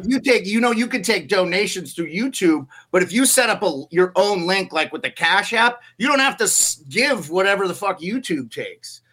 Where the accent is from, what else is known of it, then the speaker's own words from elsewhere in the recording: Montana, United States; also born or lived in Alaska; now in Anchorage, United States; I'm from Montana originally